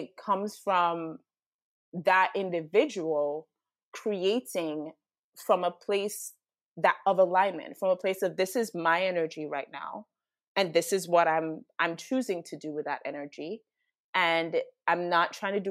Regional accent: Jamaica; also born or lived in United States; I'm Jamaican

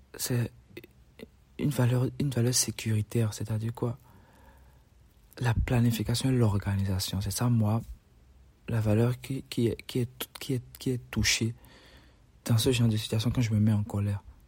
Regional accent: Benin; Chez nous, au Bénin

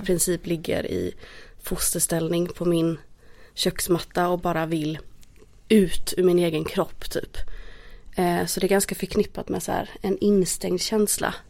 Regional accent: Småland, Sweden; now in Stockholm, Sweden; jag är från Småland.

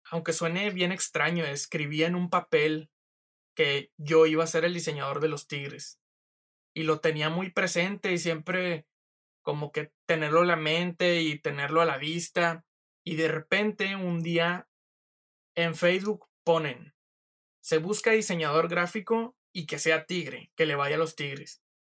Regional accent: San Nicolás de los Garza, Nuevo León, Mexico; yo soy de San Nicolás de los Garza

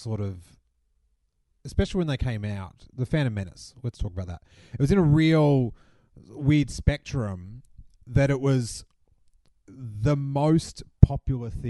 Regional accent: Rosebud, Victoria, Australia; with like Clint and Paul, you know, we grew up down in Rosebud.

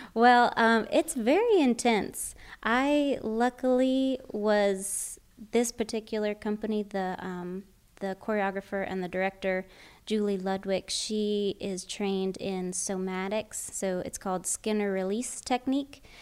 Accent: North Florida, United States; I grew up in North Florida, so it's almost basically South Georgia, right on the Florida Georgia line.

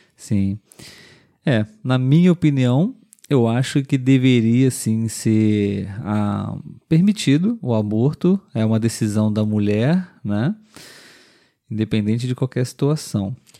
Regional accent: Brazil; nós somos brasileiros

